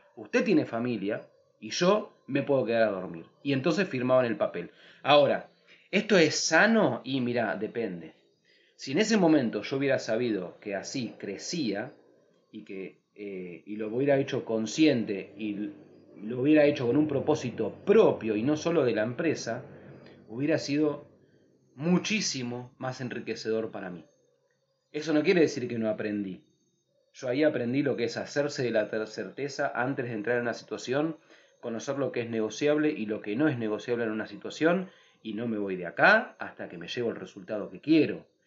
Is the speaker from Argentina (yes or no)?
yes; Buenos Aires, Argentina; moved away as an adult; also born or lived in Capilla del Monte, Córdoba / Ojo de Agua